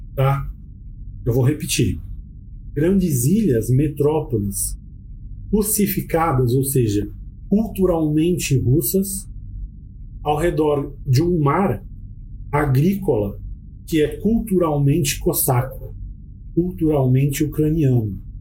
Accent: Brazil

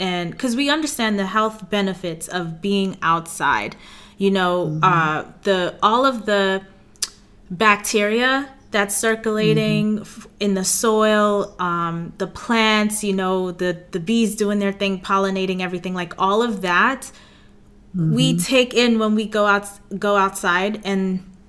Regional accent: New York City, New York, United States; I'm from Queens, New York

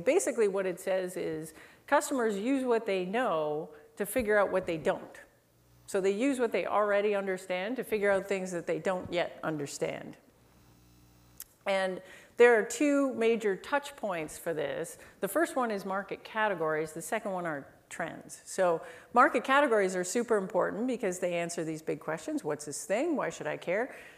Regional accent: Canada; I'm Canadian.

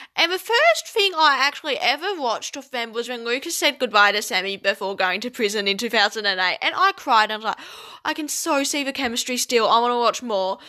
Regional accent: Tasmania, Australia; I am from Tasmania, which is an island at the bottom of Australia.

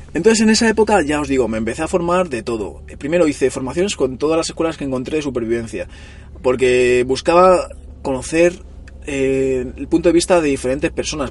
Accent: Móstoles, Community of Madrid, Spain; moved away as an adult; now in Barcelona, Spain; yo nací en Madrid y me vine aquí a Barcelona con unos 20 años o así

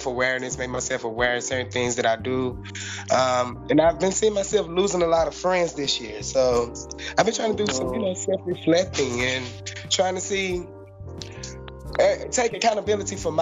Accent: Houston, Texas, United States; I'm from Houston, Texas.

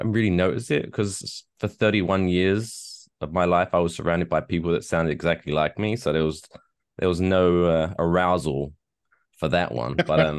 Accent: Grays, East of England, United Kingdom; moved away as an adult; now in United States; We was both raised in Grays, Essex

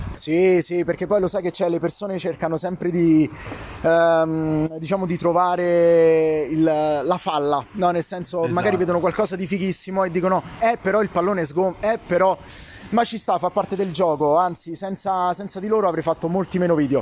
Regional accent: Italy; noi siamo il popolo più ar-, più artista del mondo

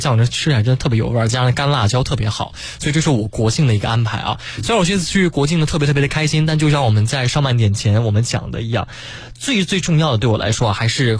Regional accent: Yancheng, Jiangsu, China; 我的老家呢在江苏盐城。

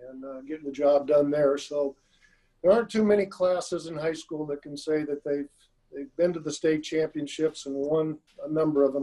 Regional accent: Ottawa, Kansas, United States; also born or lived in San Antonio, Texas; I grew up around Ottawa University. I went to all the football and basketball games. Went to track meets. It was only two blocks from the house. And, uh, about 10,000 population in Ottawa, so it was decent size.

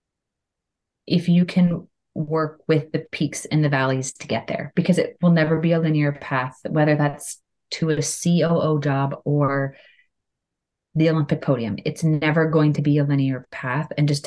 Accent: Canada; I'm Canadian

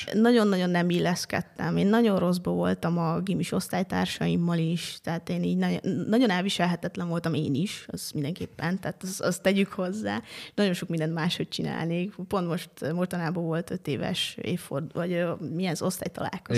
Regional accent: Jászivány, Jász-Nagykun-Szolnok, Hungary; moved away as an adult; now in Budapest, Hungary; ott egészen pontosan Jászivány a kisfalu, ahol felnőttem

